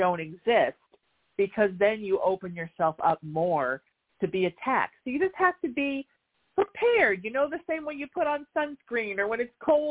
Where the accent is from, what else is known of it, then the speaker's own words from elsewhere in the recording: Surf City, United States; I grew up in Surf City, spent my life in the water